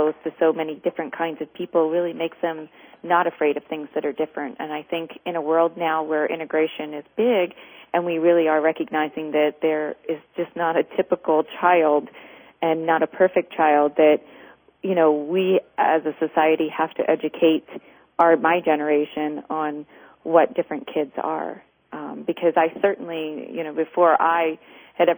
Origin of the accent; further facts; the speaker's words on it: Maryland, United States; moved away as an adult; also born or lived in Kennett Square, Pennsylvania / Arizona; I grew up in Maryland